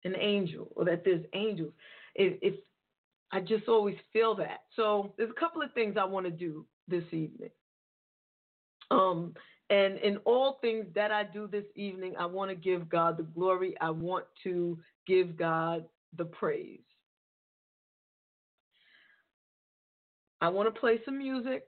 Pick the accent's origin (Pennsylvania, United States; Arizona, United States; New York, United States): New York, United States; New York City; New York is my hometown